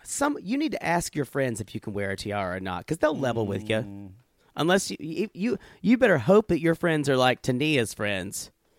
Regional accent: the South, United States; we come from the South

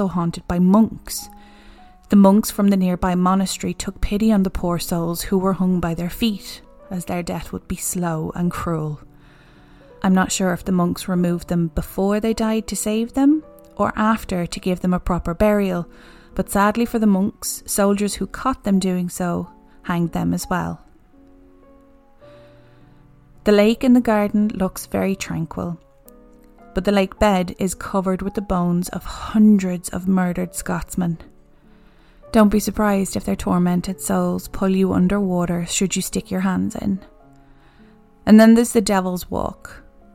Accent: Ireland; we're Irish

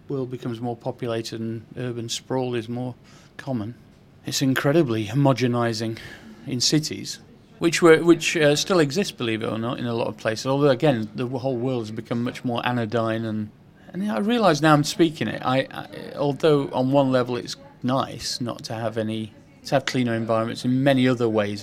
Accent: Sheffield, Yorkshire and the Humber, United Kingdom; moved away as an adult; also born or lived in Venice; now in London, United Kingdom; I grew up in Sheffield in quite a poor environment

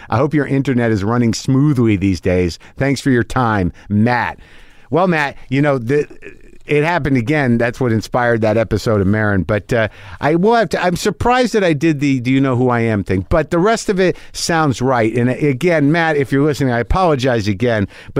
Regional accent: Sudbury, Ontario, Canada; I'm from Canada, specifically a small town called Sudbury.

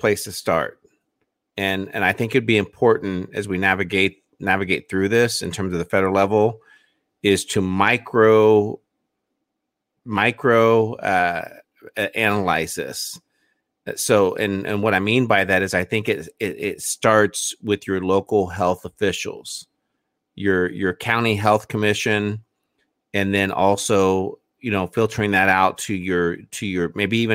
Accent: Indiana, United States; my home state

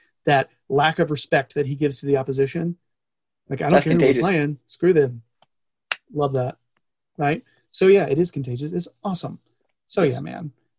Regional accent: United States; because we're American.

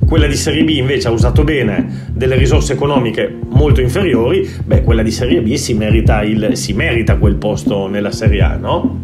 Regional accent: Italy; also born or lived in Lithuania / Catalonia, Spain; now in Spain; in Italia e da quando me ne sono andato

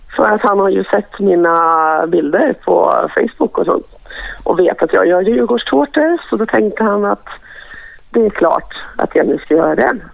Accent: Stockholm, Stockholm County, Sweden; jag är född i Stockholm och alltid har varit liksom, här

